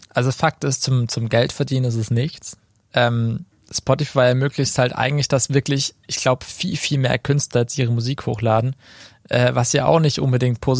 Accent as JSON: {"language": "German", "town": "Karlsruhe", "region": "Baden-Württemberg", "country": "Germany", "moved": "yes", "lives_now": "Fellbach, Germany", "said": "ich komme aus Krötzing."}